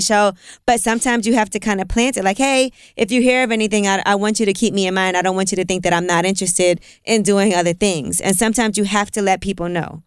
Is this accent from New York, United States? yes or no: yes; New York City, New York, United States; I grew up in Brooklyn